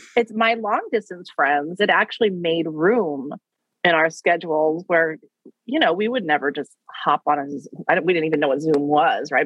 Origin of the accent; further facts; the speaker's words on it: Wichita, Kansas, United States; I grew up in Wichita, Kansas